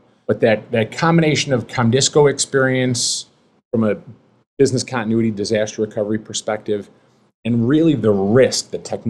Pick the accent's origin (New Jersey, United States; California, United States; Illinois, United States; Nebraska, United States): Illinois, United States; Chicago; Born and raised in Chicago